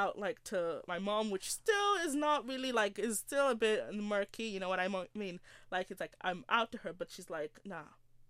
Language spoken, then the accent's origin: English; Nigeria; I love my culture. I love being Nigerian.